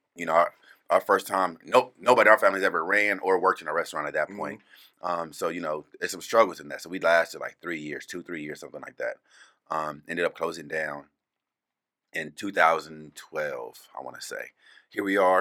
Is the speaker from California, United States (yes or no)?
yes; California, United States; now in Phoenix, United States; growing up in California, it's so diverse out there